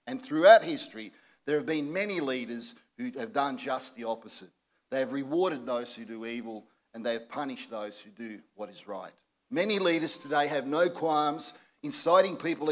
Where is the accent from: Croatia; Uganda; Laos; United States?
Croatia; now in Australia; my own relatives from my native Croatia